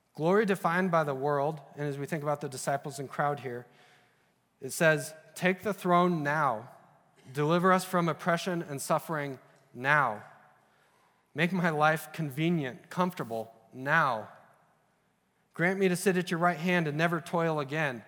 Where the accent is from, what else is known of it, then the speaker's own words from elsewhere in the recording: Utah, United States; also born or lived in Idaho; I grew up in Utah and Idaho